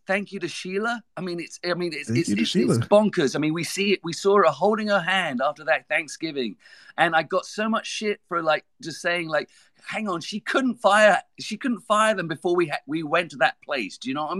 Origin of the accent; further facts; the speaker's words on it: United Kingdom; moved away as an adult; also born or lived in Michigan, United States; now in United States; I'm from just outside London. I'm an American now, but I came out to study in Albion College in 92 for 3 years. And long story short, came back in 01